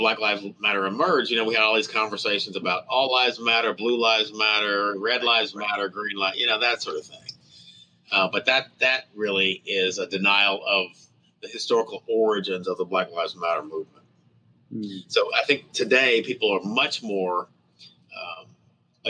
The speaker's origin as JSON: {"language": "English", "town": "Fort Smith", "region": "Arkansas", "country": "United States", "tie": "born or raised there", "moved": "yes", "lives_now": "Tulsa, United States", "said": "my hometown where I went to high school, Fort Smith, Arkansas"}